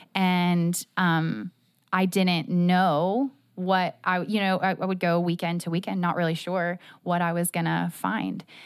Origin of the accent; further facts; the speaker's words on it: Jacksonville, Florida, United States; I am a Jacksonville native